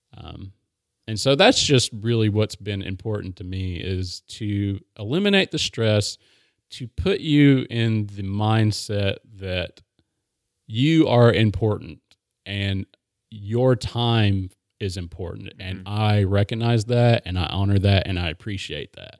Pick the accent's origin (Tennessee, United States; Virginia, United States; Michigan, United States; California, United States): Tennessee, United States; Maryville; I I grew up in Maryville